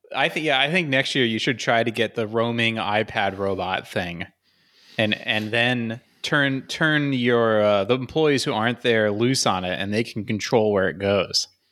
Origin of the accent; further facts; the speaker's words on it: United States; the stupid entitled American